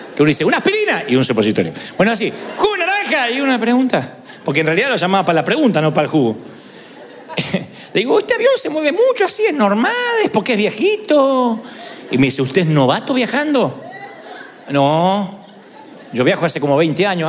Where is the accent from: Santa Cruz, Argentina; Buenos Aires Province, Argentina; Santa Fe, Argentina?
Buenos Aires Province, Argentina; Billinghurst; moved away; vamos a Billinghurst, a mi, mi barrio natal